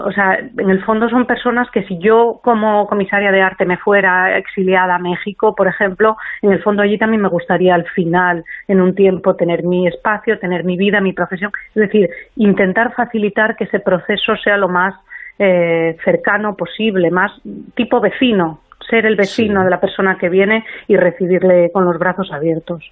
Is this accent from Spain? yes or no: yes; Asturias, Spain; moved away as an adult; now in Madrid, Spain; yo que soy de Asturias pero vivo en Madrid